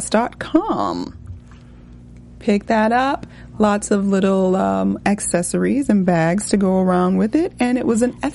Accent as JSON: {"language": "English", "town": "Atlanta", "region": "Georgia", "country": "United States", "tie": "born or raised there", "said": "I'm Atlanta-born, raised"}